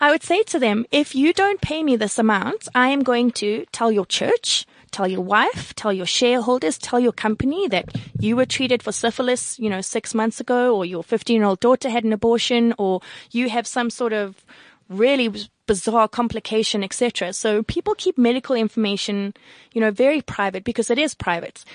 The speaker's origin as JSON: {"language": "English", "country": "South Africa", "said": "I'm from South Africa"}